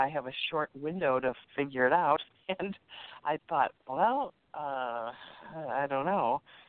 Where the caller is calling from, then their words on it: Chicago, Illinois, United States; … from Chicago.